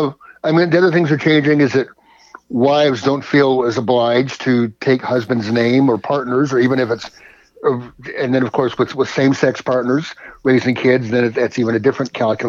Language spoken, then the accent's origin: English; Berkeley, California, United States; It's in the Bay Area, for those of or even for those who don't know it, in the East Bay, in the Berkeley Hills. It had a sensational view of the Bay that I was lucky enough to grow up with.